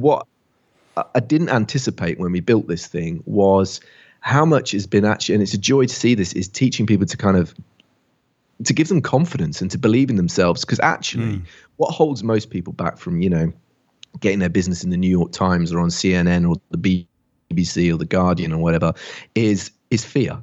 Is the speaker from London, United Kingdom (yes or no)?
no; Barford, West Midlands, United Kingdom; now in Bath, United Kingdom; I grew up in England, just down the road from where William Shakespeare was born